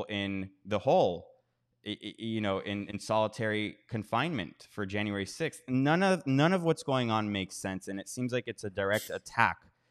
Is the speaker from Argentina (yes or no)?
no; United States; moved away; I'm from America.